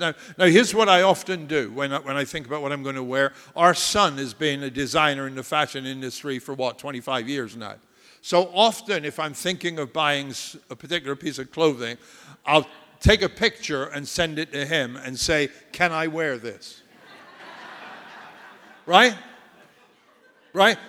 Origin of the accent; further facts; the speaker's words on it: United States; I'm proud to be an American